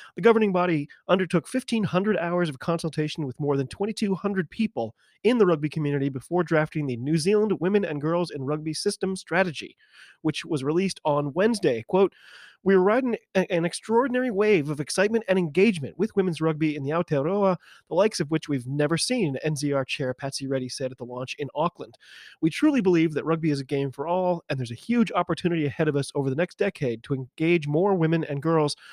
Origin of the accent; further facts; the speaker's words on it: United States; I'm an American